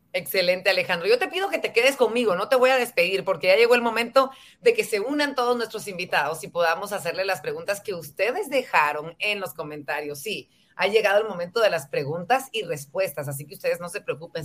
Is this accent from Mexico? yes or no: no; Guatemala; ser mejores guatemaltecos